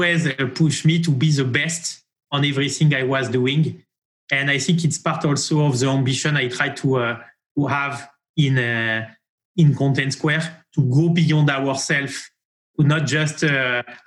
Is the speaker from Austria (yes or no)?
no; France; accent: French; English is a second language; moved away as an adult; also born or lived in Marseille / Paris; now in New York, United States; My accent is a very beautiful and charming French accent. I grew up in France, and I moved from Paris to New York in 2017 to launch our US activities